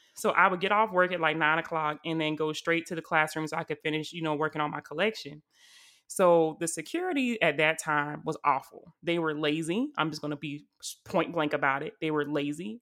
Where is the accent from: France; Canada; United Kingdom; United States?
United States; South Carolina; I'm from South Carolina